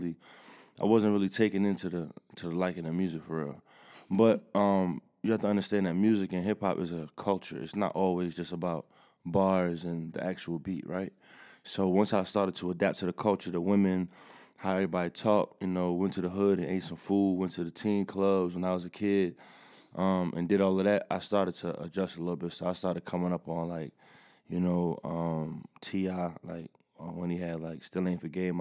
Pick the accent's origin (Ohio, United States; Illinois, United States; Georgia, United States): Georgia, United States; Atlanta; especially for me, you know, as I grew up in Atlanta, started to take over music.